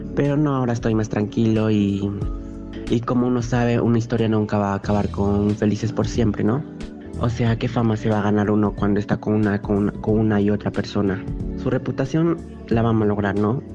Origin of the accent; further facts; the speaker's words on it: Cajamarca, Peru; Soy de Cajamarca